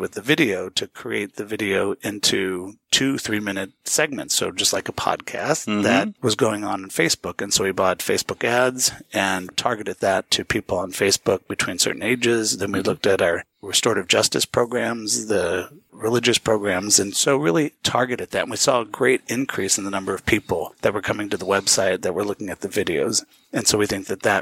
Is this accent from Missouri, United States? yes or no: yes; St. Louis, Missouri, United States; moved away as an adult; also born or lived in Los Angeles / Northern California / Manhattan; I grew up in the Midwest in St. Louis